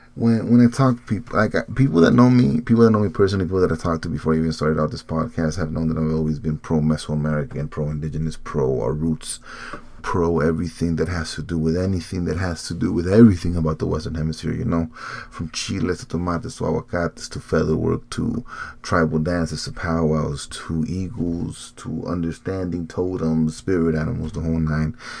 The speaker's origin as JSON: {"language": "English", "region": "Morelos", "country": "Mexico", "said": "I'm not from Guerrero. I'm not from Iguala. I'm from Morelos"}